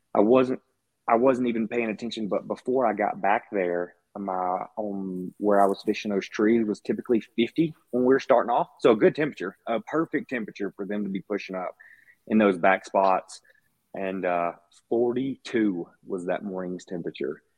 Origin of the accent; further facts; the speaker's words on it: Mississippi, United States; moved away; Growing up in Mississippi